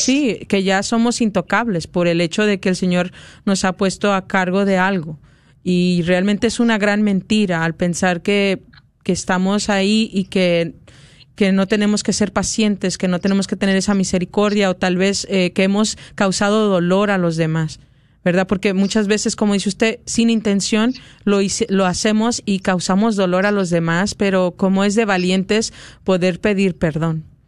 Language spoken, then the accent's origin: Spanish; Mexico; Soy mexicana